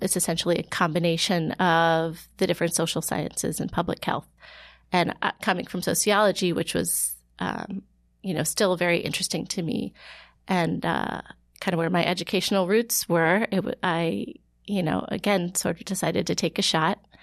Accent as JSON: {"language": "English", "region": "Ohio", "country": "United States", "tie": "born or raised there", "also_born_or_lived": "Florida", "moved": "as an adult", "lives_now": "New York, United States", "said": "I grew up in Ohio"}